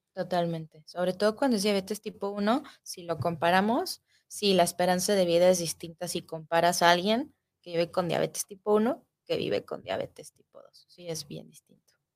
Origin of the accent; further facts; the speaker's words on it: Mexico; somos mexicanos, nuestra raza tiene predisposición a desarrollar esta enfermedad